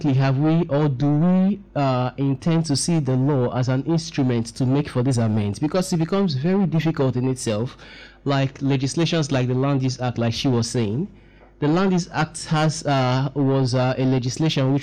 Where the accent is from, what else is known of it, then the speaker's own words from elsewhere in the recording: Port Harcourt, Rivers State, Nigeria; I come from Port Harcourt myself